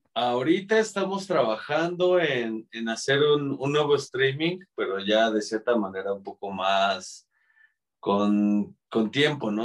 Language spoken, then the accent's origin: Spanish; Mexico City, Mexico; Somos los cuatro integrantes somos de aquí de la Ciudad de México